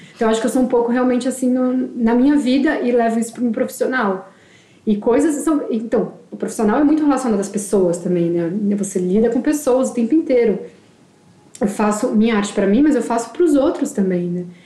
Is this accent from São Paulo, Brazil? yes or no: yes; São Paulo, Brazil; eu sou de São Paulo, sempre vivi